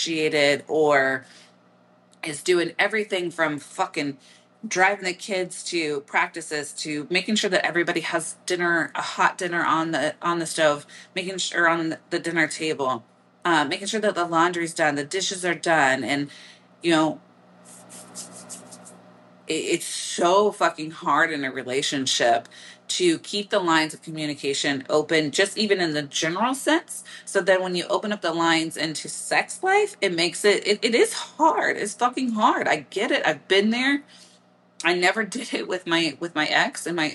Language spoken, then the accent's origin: English; Midwest, United States; accent: Midwestern; my Midwestern accent